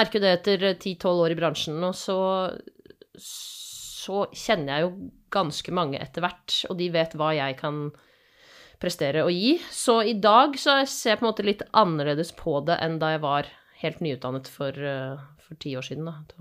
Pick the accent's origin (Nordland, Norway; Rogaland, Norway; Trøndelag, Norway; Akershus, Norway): Akershus, Norway; Asker; now in Bergen, Norway